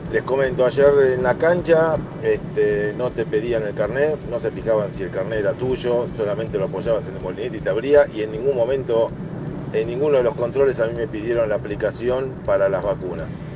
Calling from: Marcos Paz, Buenos Aires Province, Argentina; Hola gente … de Marcos Paz.

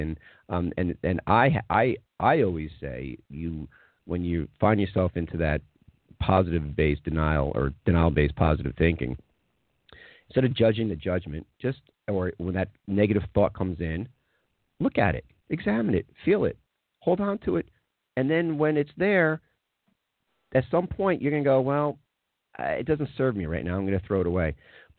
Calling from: Atlanta, Georgia, United States; I'm calling from Atlanta, by the way.

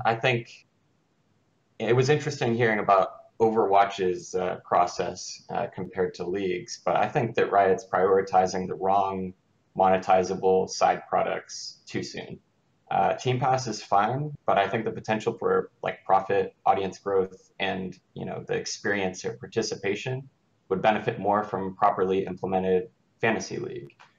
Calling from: Raleigh, North Carolina, United States; I'm calling from Raleigh, North Carolina

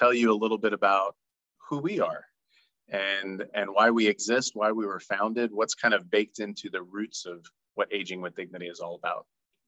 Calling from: Florida, United States; And I'm joining you from North Florida.

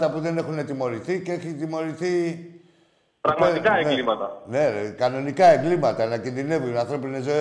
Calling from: Larissa, Thessaly, Greece; από τη Λάρισα.

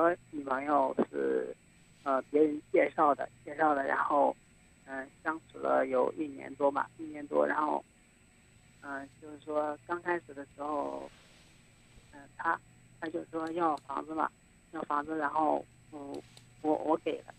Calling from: Xinyang, Henan, China; 我是来自信信阳信阳的。

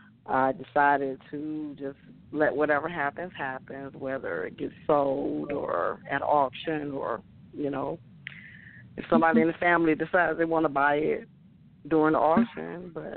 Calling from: Detroit, Michigan, United States; I'm calling from Detroit.

